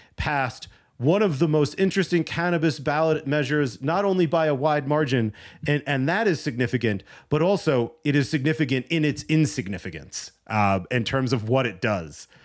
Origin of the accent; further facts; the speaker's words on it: New Jersey, United States; my home state, where I grew up